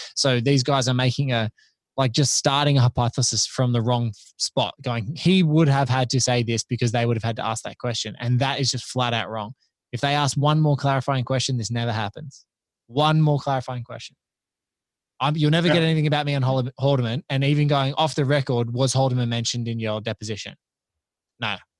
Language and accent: English; Australia; as an Aussie